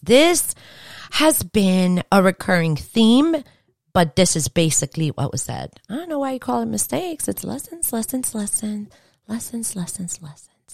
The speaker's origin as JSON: {"language": "English", "region": "New York", "country": "United States", "said": "I'm from New York"}